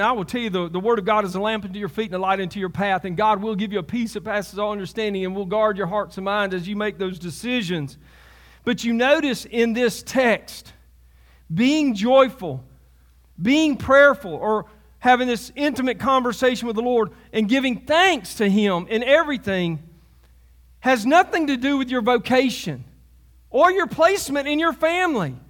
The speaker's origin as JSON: {"language": "English", "region": "Alabama", "country": "United States", "also_born_or_lived": "Selma, Alabama", "said": "I'm from Alabama"}